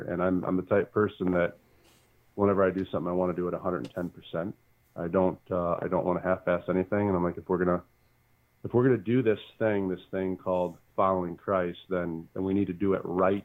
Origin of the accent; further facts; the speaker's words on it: Bedford, Michigan, United States; also born or lived in Muncie, Indiana; now in Sylvania, United States; born and raised in Bedford, Michigan